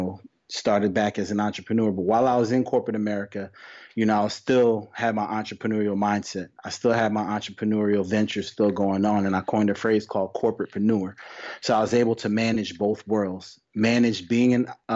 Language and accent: English; New York, United States; born and raised in New York